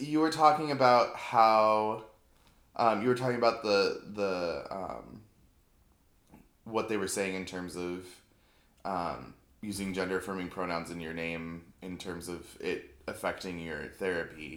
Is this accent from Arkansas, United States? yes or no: no; Seattle, Washington, United States; moved away as an adult; also born or lived in Missoula, Montana; now in New York, United States; I'm just from Seattle